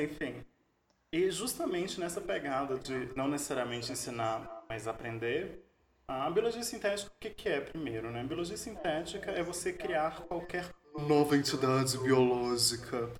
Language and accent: Portuguese; Minas Gerais, Brazil; moved away; eu sou mineiro